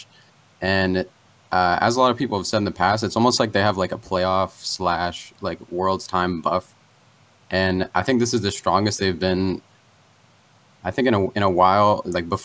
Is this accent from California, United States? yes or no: no; Warren, Ohio, United States; now in Akron, United States; I'm currently in Akron, home of LeBron James, but I am from Warren